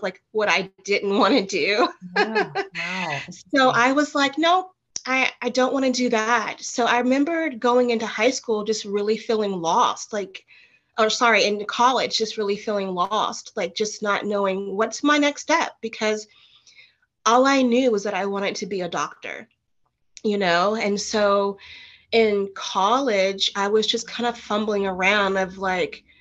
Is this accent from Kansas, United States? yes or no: no; Nashville, Tennessee, United States; also born or lived in Martin, Tennessee; went back home to my hometown in Nashville, Tennessee